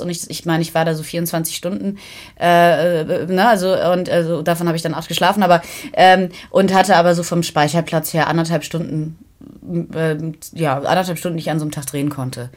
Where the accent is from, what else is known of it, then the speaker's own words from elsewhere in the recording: Kiel, Schleswig-Holstein, Germany; die Landeshauptstadt Kiel, was ja meine Heimatstadt ist, der ich mich sehr verbunden fühle